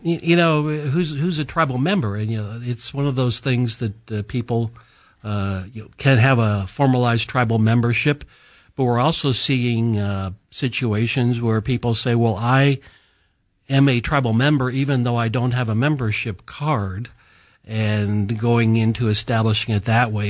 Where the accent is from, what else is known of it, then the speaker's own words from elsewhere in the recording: Illinois, United States; moved away; I grew up in Illinois